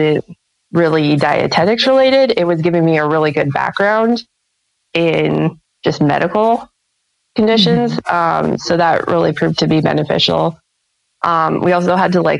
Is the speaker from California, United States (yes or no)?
no; central Nebraska, United States; also born or lived in Lincoln, Nebraska; It's fairly close to my hometown. It's about 30 minutes away